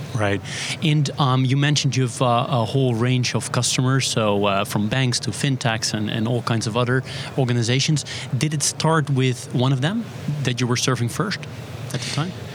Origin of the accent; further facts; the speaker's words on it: Netherlands; We're live from Money 2020 in Amsterdam, my home country.